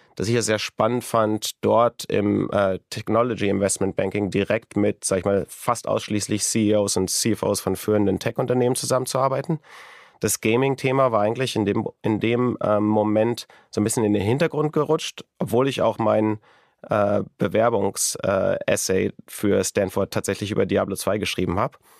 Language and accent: German; Wunstorf, Lower Saxony, Germany; moved away; in der Nähe von Hannover, in einem kleinen Ort namens Lute bei Wunsdorf